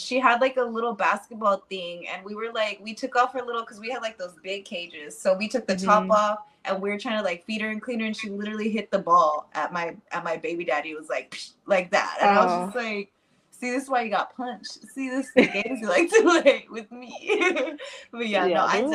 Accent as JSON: {"language": "English", "region": "Texas", "country": "United States", "said": "I'm from Texas"}